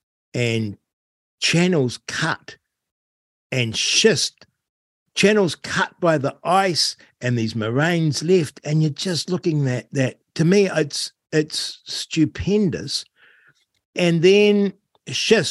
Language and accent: English; North Canterbury, New Zealand; now in Central Otago, New Zealand; I grew up in North Canterbury